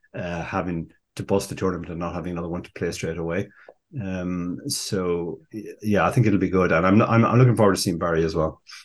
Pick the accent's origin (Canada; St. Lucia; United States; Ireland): Ireland; we Irish prefer the English